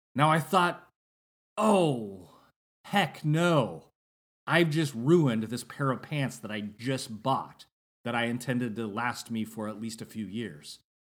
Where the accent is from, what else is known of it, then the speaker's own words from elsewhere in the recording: Northern California, United States; when I was growing up in Northern California